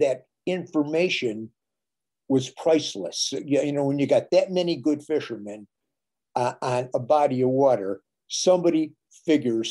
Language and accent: English; Minnesota, United States; My home state of Minnesota